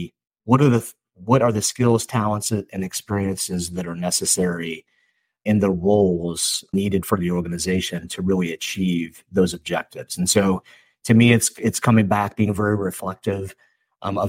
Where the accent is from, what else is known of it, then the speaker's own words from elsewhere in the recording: St. Louis, Missouri, United States; I'm from St. Louis and we're a baseball town